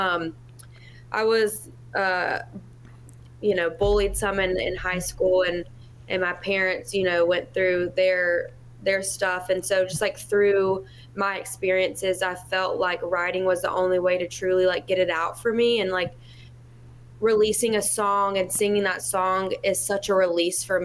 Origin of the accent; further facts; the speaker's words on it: Tuscaloosa, Alabama, United States; moved away as an adult; now in Nashville, United States; I'm from Tuscaloosa, Alabama. I live in Nashville currently. I have for almost 5 years now.